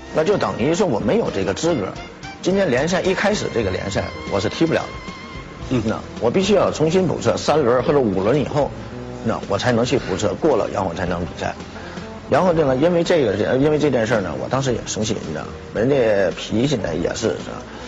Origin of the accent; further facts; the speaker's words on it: China; 我们中国人